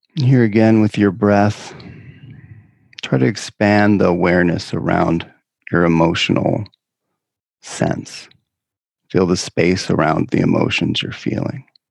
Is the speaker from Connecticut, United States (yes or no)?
no; California, United States; my home state of California